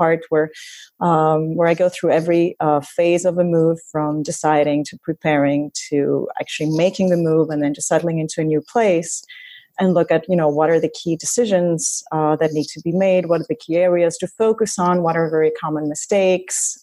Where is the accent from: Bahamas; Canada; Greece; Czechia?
Greece; moved away as an adult; also born or lived in Cameroon / France / Los Angeles, United States / Vienna, Austria; I left my home country, Greece, when I was 24.